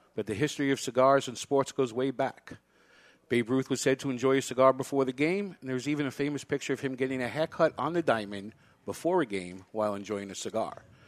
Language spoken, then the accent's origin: English; New York City, New York, United States; now in Salem, New Hampshire, United States; I grew up in Brooklyn